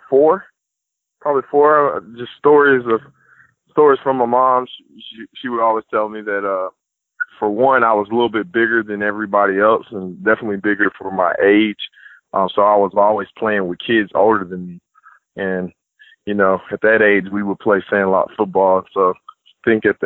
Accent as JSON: {"language": "English", "town": "Austell", "region": "Georgia", "country": "United States", "tie": "born or raised there", "said": "So I'm from Georgia originally, born at Austell. My ninth grade year, I actually played ball at South Cobb High School"}